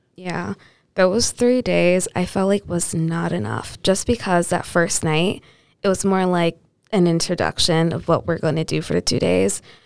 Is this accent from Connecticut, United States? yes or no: yes; New Britain, Connecticut, United States; I'm grew up in, I'm growing up in New Britain on the East Side